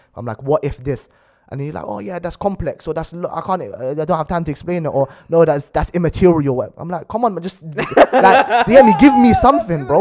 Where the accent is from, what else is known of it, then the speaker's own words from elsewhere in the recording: London, United Kingdom; we grew up in South Acton.